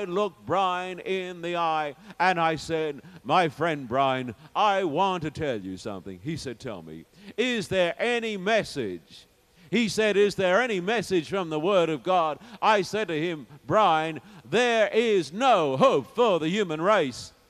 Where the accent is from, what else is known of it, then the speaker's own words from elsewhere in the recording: Sydney, New South Wales, Australia; when I was in my hometown of Sydney